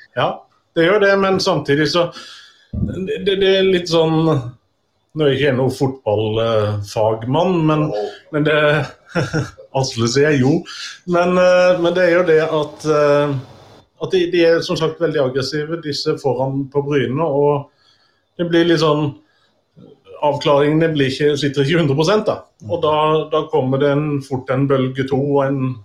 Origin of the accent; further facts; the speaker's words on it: Tvedestrand, Agder, Norway; jeg er ikke Arendalsmann, og det stemmer, jeg er fra Tvedestrand